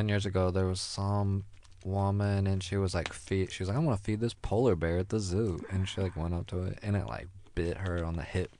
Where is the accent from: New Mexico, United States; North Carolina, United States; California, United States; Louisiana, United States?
Louisiana, United States; near Shreveport, northern; accent: northern Louisiana; I grew up near Shreveport.